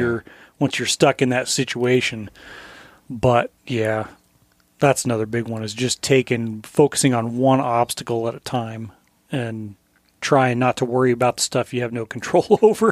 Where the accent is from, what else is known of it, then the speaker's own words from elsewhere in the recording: Colorado, United States; moved away; As I was growing up in Colorado